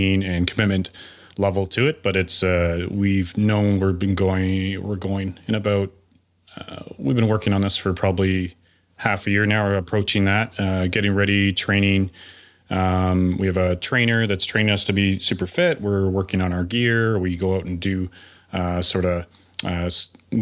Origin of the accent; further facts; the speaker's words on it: Guelph, Ontario, Canada; now in Whitehorse, Canada; I'm from Whitehorse, Yukon, originally from Guelph, Ontario